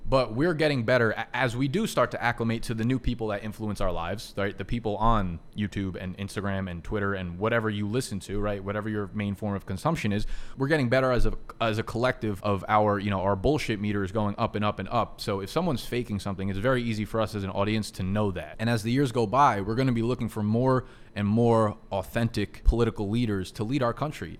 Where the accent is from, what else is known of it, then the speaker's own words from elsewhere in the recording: United States; I'm an American